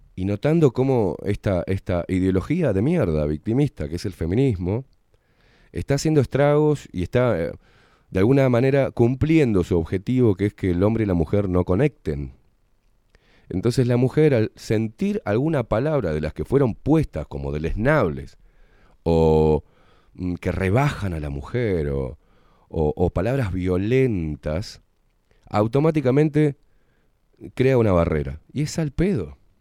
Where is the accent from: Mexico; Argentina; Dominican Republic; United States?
Argentina; vengo de una cultura que es la Argentina y en Argentina se expresa amor a través de la puteada